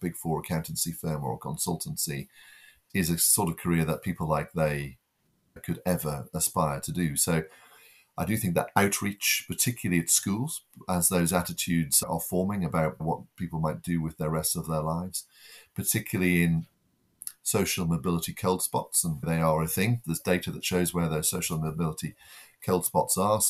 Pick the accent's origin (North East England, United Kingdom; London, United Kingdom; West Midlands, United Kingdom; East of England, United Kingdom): North East England, United Kingdom; the North East; moved away; I'm originally from the Northeast, and the first generation to go to university